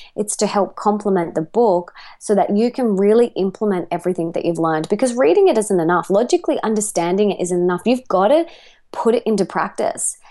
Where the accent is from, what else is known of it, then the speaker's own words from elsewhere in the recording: Australia; accent: Australian; I am an Aussie